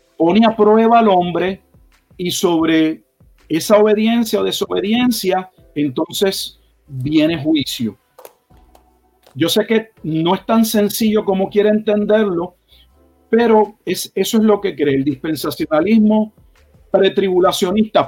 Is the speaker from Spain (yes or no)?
no; Puerto Rico; moved away as an adult; also born or lived in Texas; now in Haltom City, United States; Nací en Puerto Rico